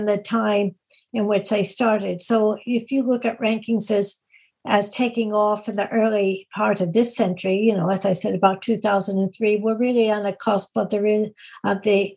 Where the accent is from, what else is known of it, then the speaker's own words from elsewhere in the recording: Illinois, United States; I'm from Illinois